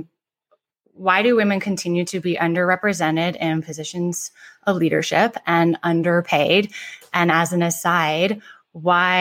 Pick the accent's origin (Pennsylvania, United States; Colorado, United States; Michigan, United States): Michigan, United States; Ann Arbor; moved away as an adult; also born or lived in East Coast / Silicon Valley / New York; I grew up in Ann Arbor, Michigan